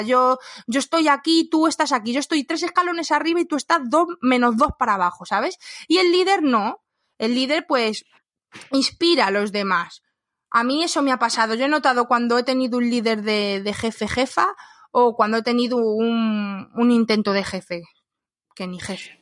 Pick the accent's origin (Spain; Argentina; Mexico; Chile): Spain; los españoles que nos vamos a otro país